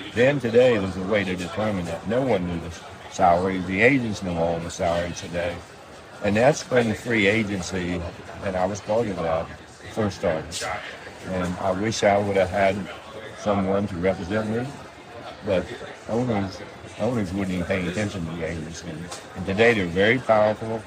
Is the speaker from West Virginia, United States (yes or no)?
yes; West Virginia, United States; moved away; also born or lived in Los Angeles; I came from West Virginia